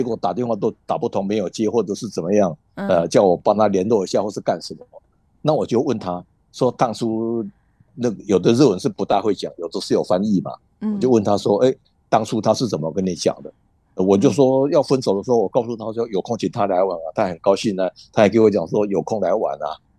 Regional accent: Taiwan; moved away as an adult; now in Japan; 但是我们台湾人都会把它当真，因为我们很诚恳。

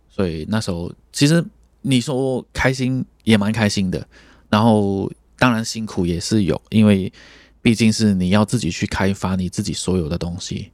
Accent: Malaysia; moved away as an adult; now in Taiwan; 因为我们就是马来西亚的乐团跟台湾的乐团不一样

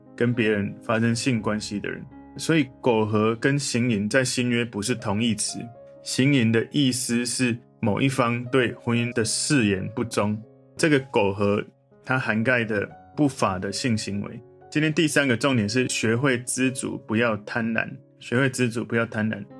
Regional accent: Taiwan; 我从台湾来

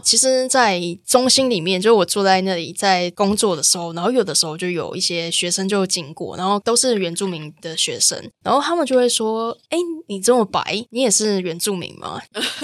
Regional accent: Taichung, Taiwan; 我其实从小到大就是在都市生活长大，然后嗯。我家在台中市区嗯，然后我的部落其实在环山

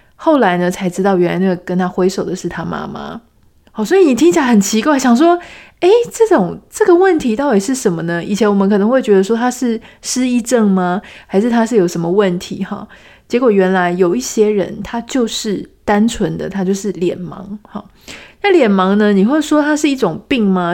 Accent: Taiwan; 我们都是台湾人

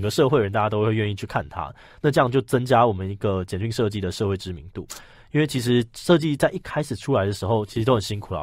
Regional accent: Hsinchu, Hsinchu City, Taiwan; 因为我是新竹人，所以我嗯哼。就是读新竹的这个龙山国校啊，然后建功，然后后来考到竹中

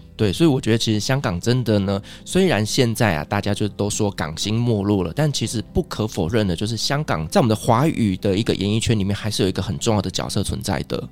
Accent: Taiwan; 我们台湾人

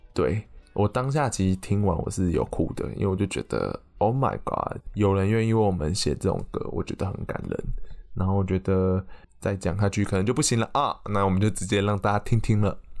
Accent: Taixi, Yunlin County, Taiwan; 我的家乡刚好是美寮下方的云林台西乡

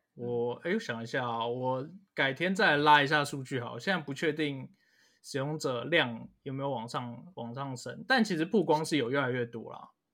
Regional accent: Taiwan; 我们台湾人的方言

